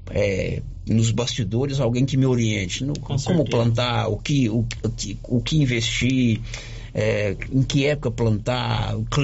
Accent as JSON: {"language": "Portuguese", "town": "Cabeceira Grande", "region": "Minas Gerais", "country": "Brazil", "said": "Eu sou de Cabeceira Grande. Cabeceira né? Grande."}